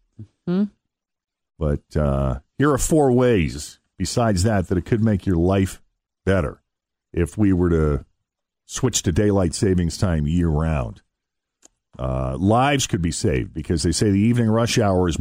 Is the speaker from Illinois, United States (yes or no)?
no; Boston, Massachusetts, United States; moved away; Growing up in Boston